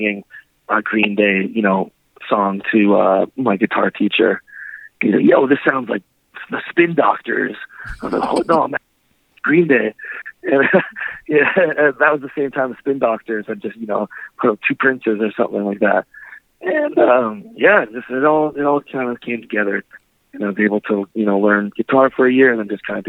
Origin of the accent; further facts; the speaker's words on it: Winnipeg, Manitoba, Canada; my hometown Winnipeg, where I grew up